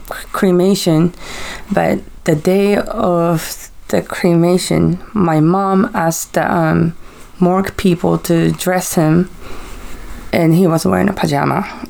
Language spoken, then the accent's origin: English; Japan; So, I took my kids to Japan because that's where I'm from. So, I went to my hometown, my home.